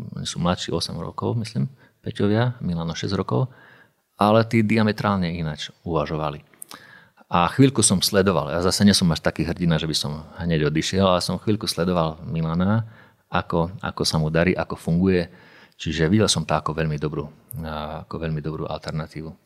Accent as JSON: {"language": "Slovak", "town": "Košice", "region": "Košice Region", "country": "Slovakia", "also_born_or_lived": "Banská Bystrica", "moved": "as an adult", "said": "ja som bol z Košic a robil som v Banskej Bystrici"}